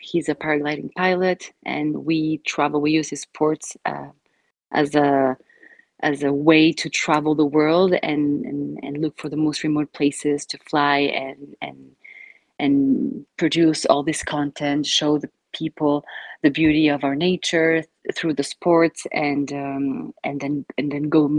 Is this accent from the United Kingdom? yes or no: no; Argentina; now in Belgium; I'm from Argentina, but I've been living in Belgium for quite some years now, I think 10 years already, if not more.